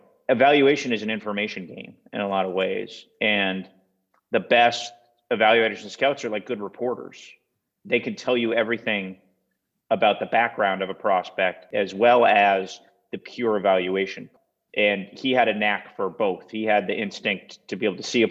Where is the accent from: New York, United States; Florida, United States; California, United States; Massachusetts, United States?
Massachusetts, United States; reading the Boston Globe growing up in Massachusetts every day